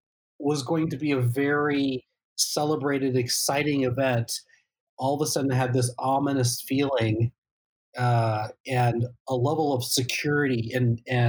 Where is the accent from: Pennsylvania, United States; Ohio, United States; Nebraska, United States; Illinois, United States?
Illinois, United States; Central; now in Naperville, United States; I grew up in Central Illinois